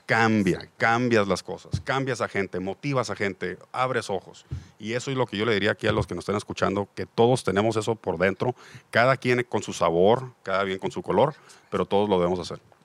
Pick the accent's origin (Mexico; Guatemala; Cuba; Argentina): Mexico; somos una parte de la población mexicana sumamente privilegiada